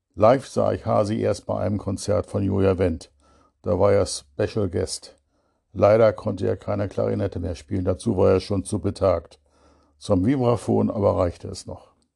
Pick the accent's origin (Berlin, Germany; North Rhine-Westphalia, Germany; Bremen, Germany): Berlin, Germany; unserer Aral-Tankstelle, der ältesten Berlins